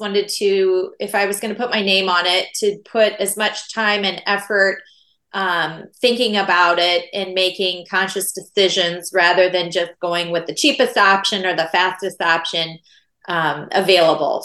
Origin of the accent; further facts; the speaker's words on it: Iowa, United States; I grew up in Iowa, which is where I live now